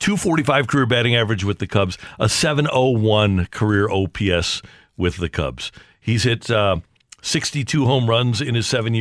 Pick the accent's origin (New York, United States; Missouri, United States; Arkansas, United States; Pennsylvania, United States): Missouri, United States; Creve Coeur; growing up on the mean streets of Creve Coeur, Missouri.